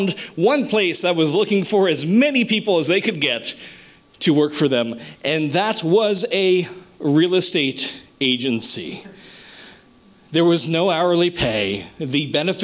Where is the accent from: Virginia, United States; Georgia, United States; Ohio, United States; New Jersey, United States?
New Jersey, United States; moved away as an adult; now in Ocean County, New Jersey, United States; I grew up way, way, way up in North Jersey, the very boonies